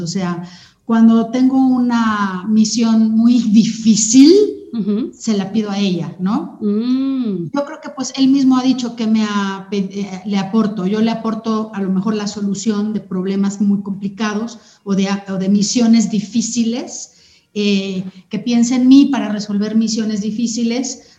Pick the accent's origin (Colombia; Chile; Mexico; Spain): Mexico; Sonora; moved away; yo crecí en Sonora, en una cultura muy directa de hablar las verdades de la gente